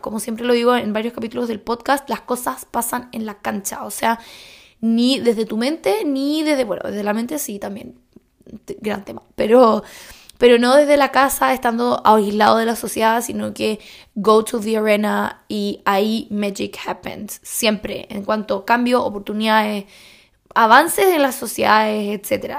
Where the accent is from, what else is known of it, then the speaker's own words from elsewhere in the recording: Chile; moved away; como buena chilena